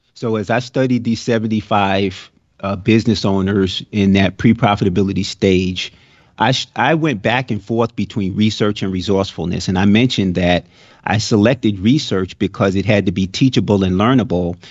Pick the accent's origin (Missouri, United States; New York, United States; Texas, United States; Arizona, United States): New York, United States; now in Florida, United States; I grew up in New York